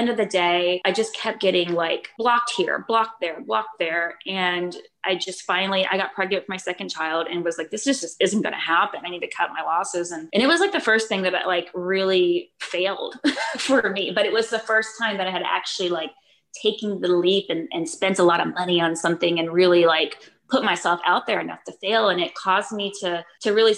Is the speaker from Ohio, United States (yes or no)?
no; Florida, United States; moved away as an adult; now in Austin, United States; I'm from Florida originally